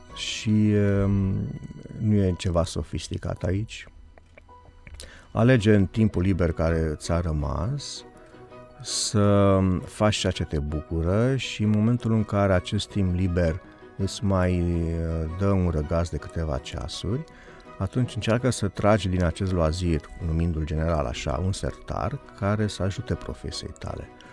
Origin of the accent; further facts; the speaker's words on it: Bucharest, Romania; în cartelul meu unde m-am născut, care Berceniu